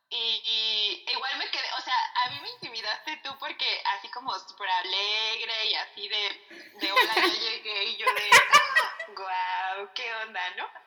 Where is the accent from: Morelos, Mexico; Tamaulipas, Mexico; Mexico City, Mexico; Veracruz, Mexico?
Veracruz, Mexico; moved away; mi lugar de nacimiento, que efectivamente es Veracruz, y, siento que la nostalgia que ahora siento es una nostalgia muy rara, y, o sea, sí me identifico evidentemente como veracruzana y me encanta decir como nací en Veracruz